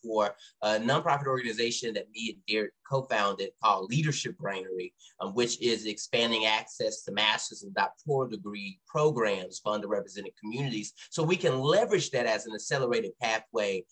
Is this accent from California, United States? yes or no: no; South Louisiana, United States; moved away as an adult; also born or lived in Texas / Dallas, Texas; now in Boston, United States; I'm originally from Texas and was also raised in North Louisiana, well, not North Louisiana, South Louisiana.